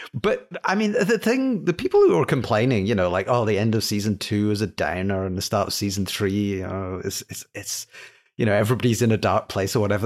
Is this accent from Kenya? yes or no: no; Scotland, United Kingdom; being British, Scottish